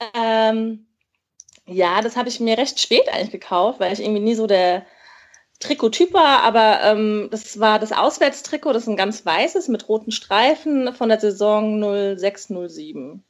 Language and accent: German; Mainz, Rhineland-Palatinate, Germany; ich komme halt gebürtig aus Mainz